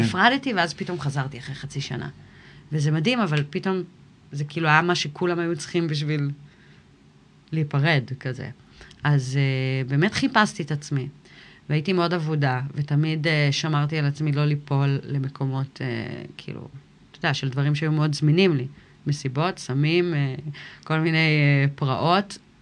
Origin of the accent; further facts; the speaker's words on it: Kfar Vradim, Northern District, Israel; also born or lived in United States / Miami, Florida / Ga'aton; נולדתי בארצות הברית, ובגיל שלוש עלינו לארץ. ואז הייתי פה עד גיל 16.